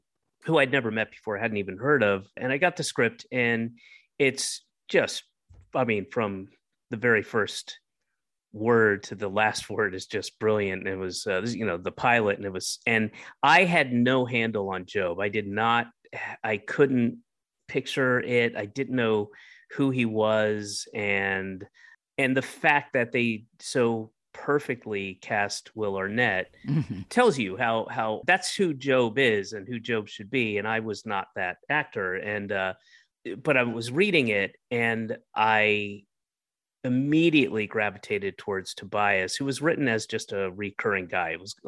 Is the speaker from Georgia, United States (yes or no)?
yes; Roswell, Georgia, United States; also born or lived in Atlanta / Florida; I was born in Atlanta, and when I was one, I moved to Florida. And then when I was about 5, I moved up to the Northeast. And then when I was 9, moved back to Georgia and to Roswell